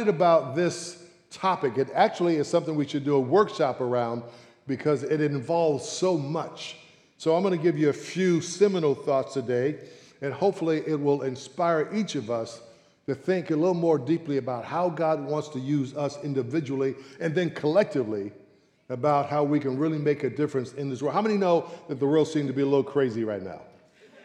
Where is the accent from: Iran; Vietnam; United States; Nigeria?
United States; San Francisco, California; born and raised in San Francisco.